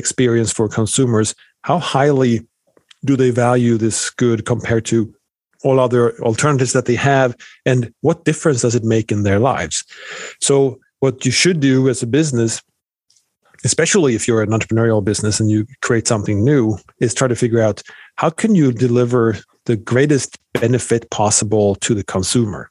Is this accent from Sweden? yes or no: yes; Sweden; moved away as an adult; now in United States; born and raised in Sweden